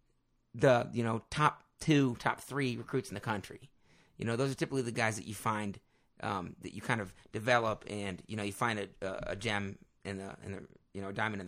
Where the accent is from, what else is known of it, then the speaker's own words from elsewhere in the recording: Ohio, United States; Brandon and I are obviously from Ohio. We both wrestled in Ohio when we were younger